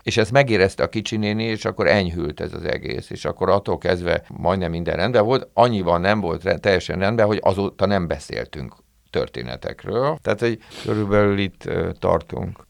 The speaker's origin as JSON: {"language": "Hungarian", "region": "Budapest", "country": "Hungary", "also_born_or_lived": "Újhartyán", "said": "én nem ott születtem, hanem a szüleim költöztek föl Budapestre, ők első generációs ilyen pestiek"}